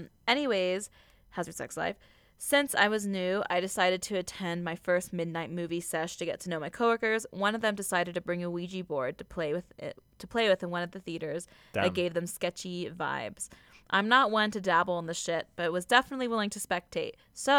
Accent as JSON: {"language": "English", "town": "Rock Springs", "region": "Wyoming", "country": "United States", "tie": "born or raised there", "said": "I started working at the movie theater in my hometown of Rock Springs, Wyoming."}